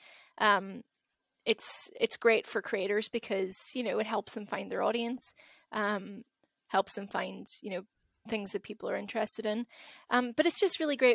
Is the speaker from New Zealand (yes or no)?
no; Derry, Northern Ireland, United Kingdom; I grew up in Derry, good old Derry